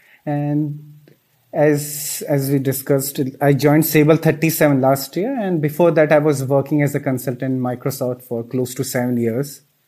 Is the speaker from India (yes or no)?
yes; Ahmedabad, Gujarat, India; also born or lived in Dehradun / Pune; our family, we are from Dehradun, but I'm brought up in Ahmedabad city of a state called Gujarat in India.